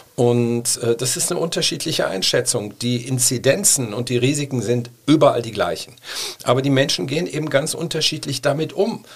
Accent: Cologne, North Rhine-Westphalia, Germany; als stolzer Kölner

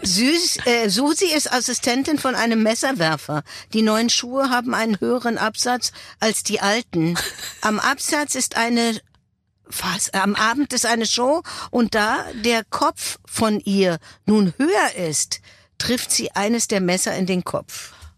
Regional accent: Berlin, Germany; ich bin ja Berlinerin und ich habe äh, eine Verbundenheit zu diesem Fleckchen Erde

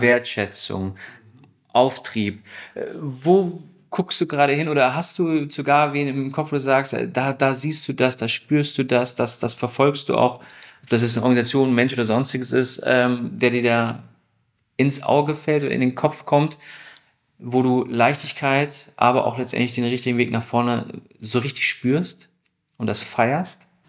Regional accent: Stuttgart, Baden-Württemberg, Germany; Ich komme aus Stuttgart

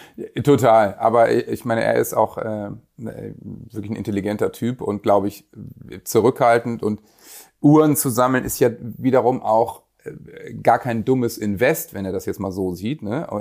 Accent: Germany; als Deutscher

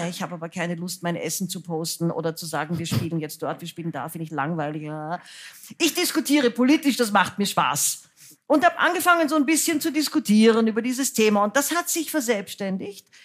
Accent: Austria; now in Germany; dann bin ich aus Österreich weg, weil ich fand, es war antisemitisch. Und dann habe ich von Deutschland aus auf Österreich gesehen und habe gesehen, das ist alles noch viel, viel schlimmer, als ich es eigentlich gemerkt habe, weil ich in dieser Suppe aufgewachsen bin.

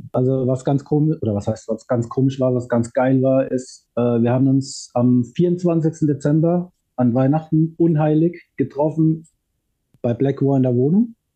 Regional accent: Ludwigshafen, Rhineland-Palatinate, Germany; bei uns in Ludwigshafen haben viele, viele Bands gespielt

